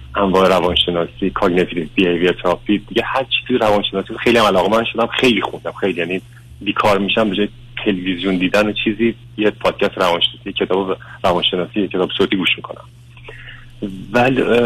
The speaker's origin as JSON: {"language": "Persian", "country": "Iran", "tie": "born or raised there", "also_born_or_lived": "Tehran, Iran / Turkey", "moved": "as an adult", "lives_now": "United States", "said": "من بچه دوم یه خانواده هم توی شهرستان بزرگ شدم"}